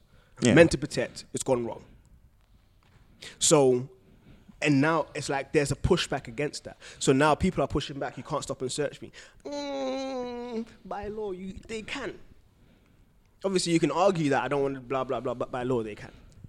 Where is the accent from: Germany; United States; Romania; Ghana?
Ghana; Not in Ghana.